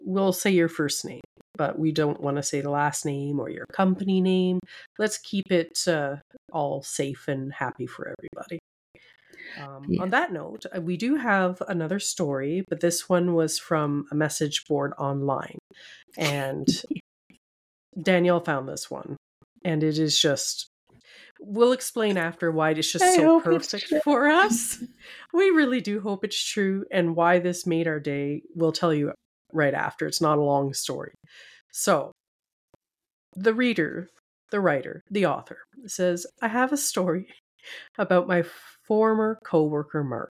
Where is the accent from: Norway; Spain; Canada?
Canada; we are Canadian girls